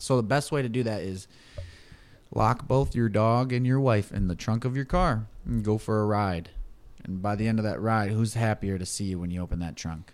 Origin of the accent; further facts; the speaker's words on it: Michigan, United States; we're from the Mitten State